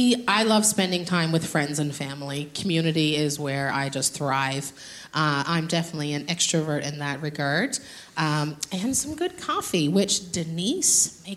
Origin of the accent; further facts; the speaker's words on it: Newfoundland and Labrador, Canada; moved away as an adult; now in Cambodia; I'm from Newfoundland.